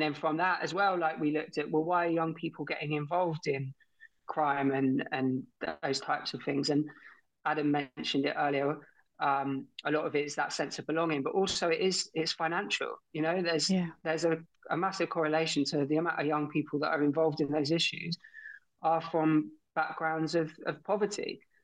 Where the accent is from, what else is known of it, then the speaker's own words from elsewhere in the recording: Torquay, South West England, United Kingdom; I grew up in Torquay in Torbay, um, down in Devon